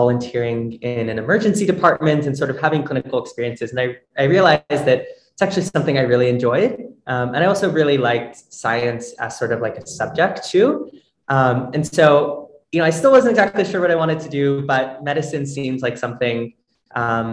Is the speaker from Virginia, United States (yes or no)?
yes; Northern Virginia, United States; moved away as an adult; now in New York City, United States; I am originally from Northern Virginia, but I moved to New York City for undergrad